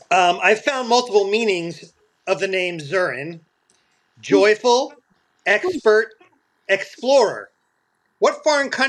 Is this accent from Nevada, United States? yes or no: no; Villanova, Pennsylvania, United States; I actually I grew up out of outside of Philadelphia in the city of Villanova